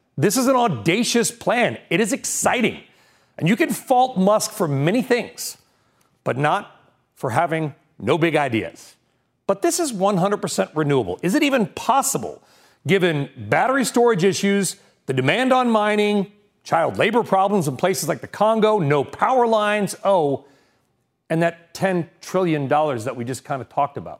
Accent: California, United States; when I grew up in California

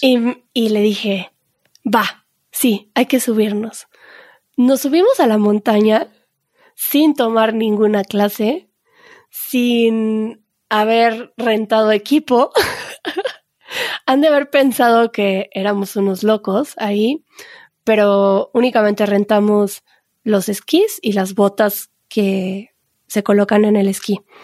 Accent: Mexico; como buenos mexicanos

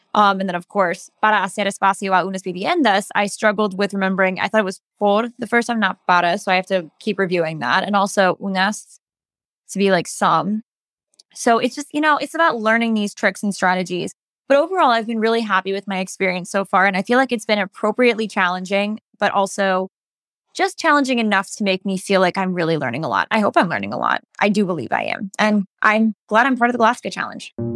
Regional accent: Los Angeles, California, United States; I am born and raised in Los Angeles, California

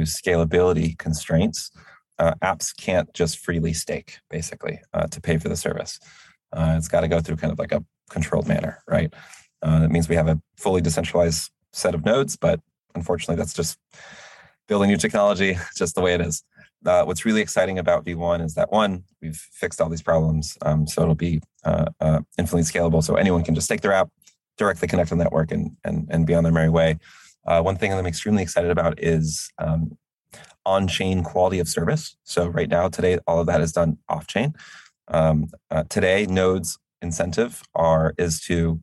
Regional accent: United States; I am an American

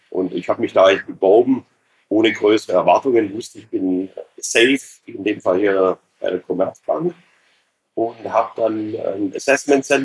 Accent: Ulm, Baden-Württemberg, Germany; habe dann tatsächlich zwei Jahre äh, Banklehre gemacht in meiner Heimatstadt in Ulm.

